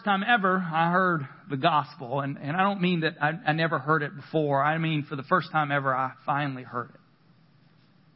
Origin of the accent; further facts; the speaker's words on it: the South, United States; I grew up in the South